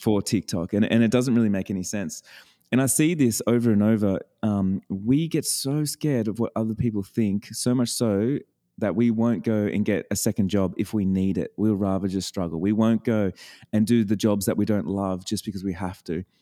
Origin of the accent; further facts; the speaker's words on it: Australia; I'm an Australian